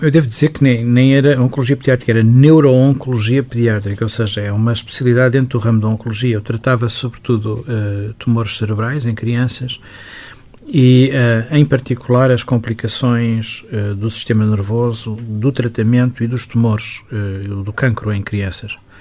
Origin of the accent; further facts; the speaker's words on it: Lisbon, Portugal; vivia numa zona de Lisboa que era ainda praticamente rural. o Benfica, onde eu cresci